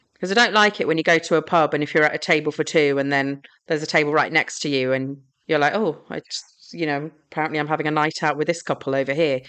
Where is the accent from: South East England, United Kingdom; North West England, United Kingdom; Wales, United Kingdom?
South East England, United Kingdom; Gravesend; I uh, grew up in Gravesend in Kent